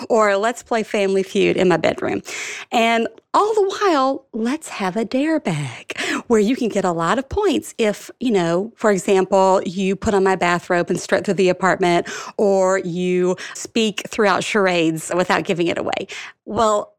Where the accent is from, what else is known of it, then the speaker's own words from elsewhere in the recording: Alabama, United States; moved away as an adult; now in New York City, United States; I grew up in Alabama